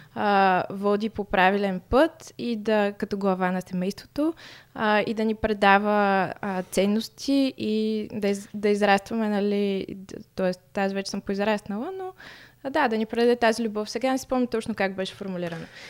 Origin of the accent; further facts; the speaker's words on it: Stara Zagora, Stara Zagora Province, Bulgaria; moved away as an adult; now in Sofia, Bulgaria; аз съм от Стара Загора, като дойдох да уча в София